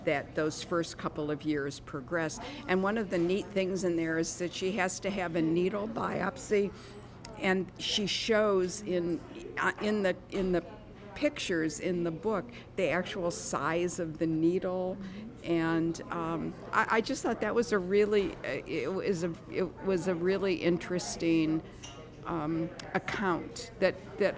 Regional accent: Detroit, Michigan, United States; I grew up in Detroit

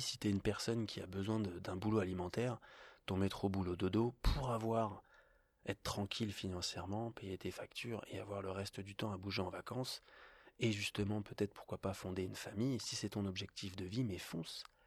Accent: Paris, Île-de-France, France; now in Annecy, France; je viens de Paris

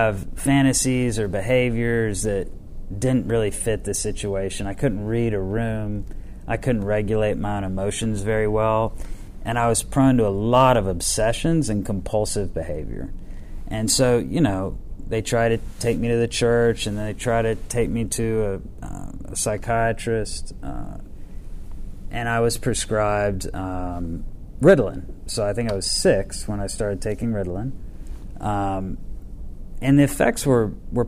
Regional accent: Atlanta, Georgia, United States; I was born Piedmont Hospital. My mom and dad, my mom was a beauty queen, and my dad was a very successful attorney, and they came from rural Georgia into Atlanta

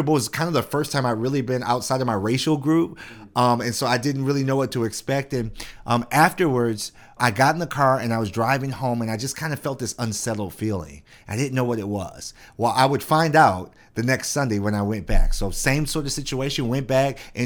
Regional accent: Detroit, Michigan, United States; also born or lived in Shelby Township, Michigan; I grew up in Detroit. Lived in Detroit all my life

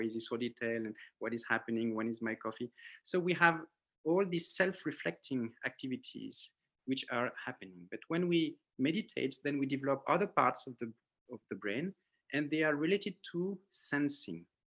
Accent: French Polynesia; born there; Yeah, so I was born in Tahiti from a French father, Cambodian mother, Vietnamese grandmother, and Chinese great-grandfather.

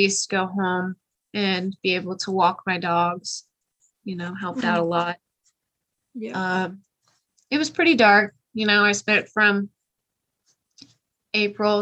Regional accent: Kansas City, Missouri, United States; moved away as an adult; now in Colorado Springs, United States; my hometown, Kansas City

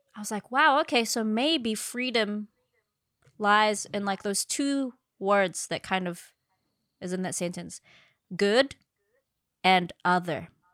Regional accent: Philippines; I'm Filipino

